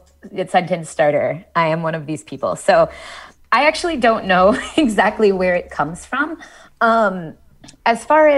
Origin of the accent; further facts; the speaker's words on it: Columbus, Ohio, United States; We say you all, where I'm from, I'm from Columbus, Ohio. You guys was really common when I was growing up.